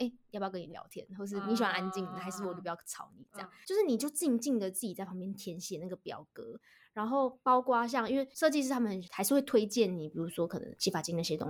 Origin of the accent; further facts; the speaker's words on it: Taiwan; 我们台湾人对日本人的日本女孩子的印象是从小学就开始化妆，大家都很会化妆。